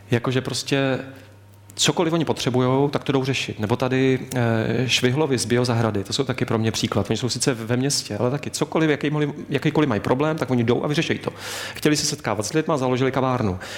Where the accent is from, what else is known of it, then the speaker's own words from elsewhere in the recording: Lanškroun, Pardubice Region, Czechia; mý rodiny v Lančkrouně, já jsem z Lančkrouna, východní cít východních Čech